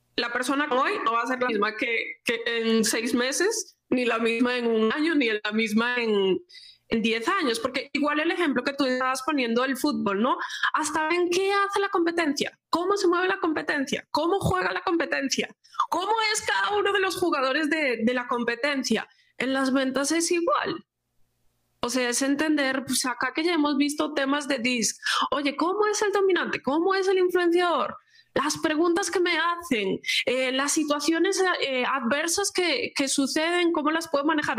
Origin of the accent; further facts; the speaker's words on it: Galicia, Spain; como buena gallega